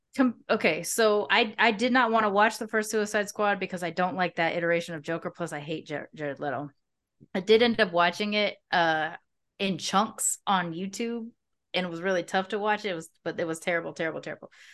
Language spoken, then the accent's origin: English; Long Beach, California, United States; moved away as an adult; now in Merida, Mexico; I grew up in Long Beach